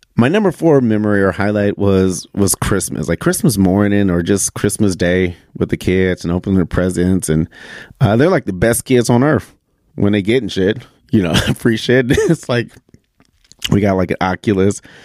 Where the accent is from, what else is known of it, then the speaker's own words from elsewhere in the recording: Michigan, United States; moved away; being back in my home state of Michigan